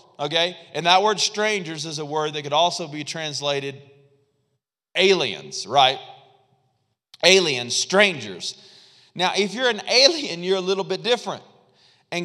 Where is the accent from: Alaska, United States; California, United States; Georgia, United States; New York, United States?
Alaska, United States; Fairbanks; my favorite one is, "No, I'm from Fairbanks, Alaska." And people, like, they hesitate, and they look at you kind of funny, and they're like, "Oh, no, wait, no. And I'm like, "No, seriously, like, I grew up there